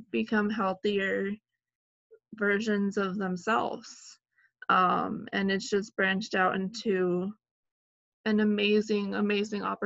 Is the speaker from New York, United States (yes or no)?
no; San Antonio, Texas, United States; I'm from San Antonio, Texas